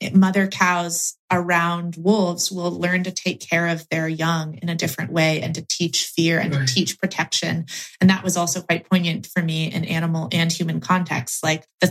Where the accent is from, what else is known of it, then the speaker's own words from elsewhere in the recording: Oregon, United States; my home state of Oregon